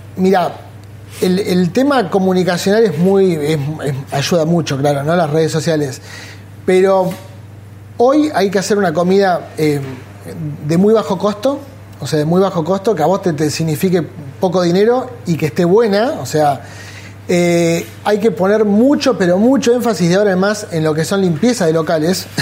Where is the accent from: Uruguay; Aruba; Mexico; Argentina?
Argentina; Bahía Blanca, Buenos Aires Province; moved away as an adult; yo soy de Bahía Blanca. Me vine acá a los 18 años.